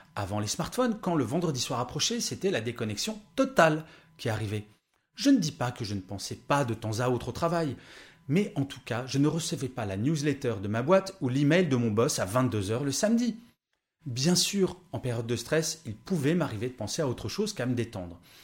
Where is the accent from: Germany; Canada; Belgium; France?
France; Je suis né en France, soi-disant le pays du bien-être et du savoir-vivre